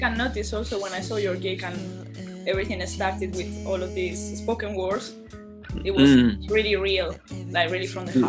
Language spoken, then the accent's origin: English; Salamanca, Castile and León, Spain; now in London, United Kingdom; I'm from Salamanca and it's a really small city